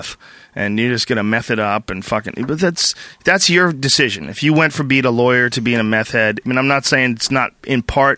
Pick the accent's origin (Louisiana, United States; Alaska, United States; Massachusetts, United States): Massachusetts, United States; Newton; moved away; me growing up in Newton Upper Falls